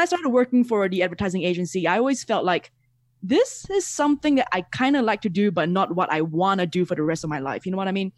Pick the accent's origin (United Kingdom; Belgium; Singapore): Singapore; moved away as an adult; now in Mexico; I'm originally from Singapore